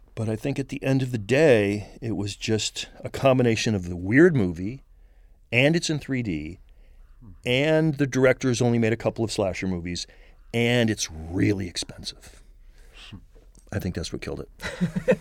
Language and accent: English; Marin County, California, United States; born or raised there; also born or lived in San Francisco